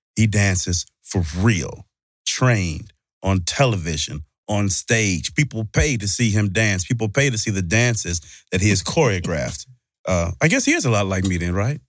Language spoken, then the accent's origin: English; Mississippi, United States; I'm from Mississippi